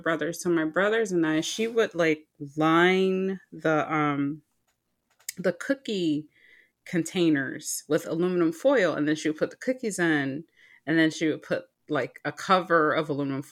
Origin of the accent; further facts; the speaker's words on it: Detroit, Michigan, United States; I grew up in Michigan, Detroit specifically.